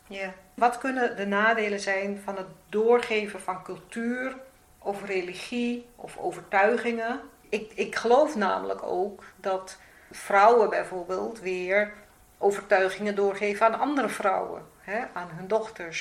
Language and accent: Dutch; Suriname; now in Netherlands; ik, kom zelf uit Suriname. Ik ben in Suriname geboren